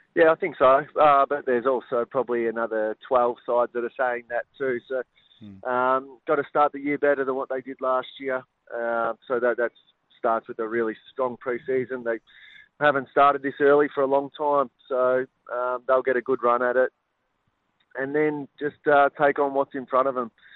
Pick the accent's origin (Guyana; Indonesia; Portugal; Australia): Australia; Bendigo, Victoria; I grew up in Bendigo